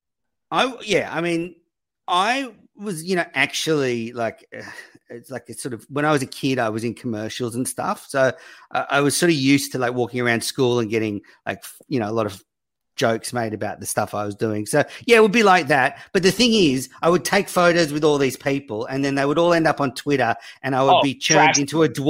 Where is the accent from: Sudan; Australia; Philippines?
Australia; I'm an Aussie